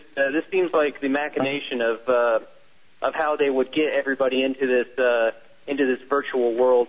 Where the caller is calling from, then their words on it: Austin, Texas, United States; Austin, Texas.